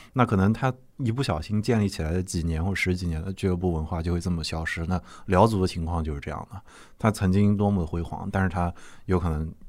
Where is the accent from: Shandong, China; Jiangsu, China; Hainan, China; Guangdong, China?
Jiangsu, China; Nanjing; 我们南京人